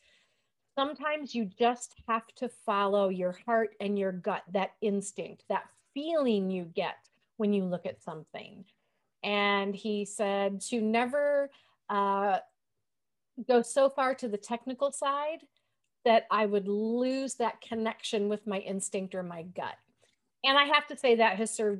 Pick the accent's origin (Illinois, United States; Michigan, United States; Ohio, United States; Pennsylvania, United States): Michigan, United States; now in Kansas, United States; when I was a kid growing up in Michigan